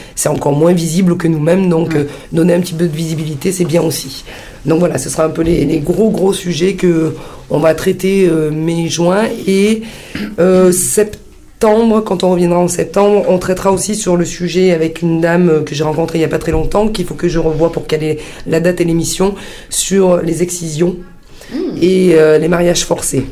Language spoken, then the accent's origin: French; Sicily, Italy; chez nous en Sicile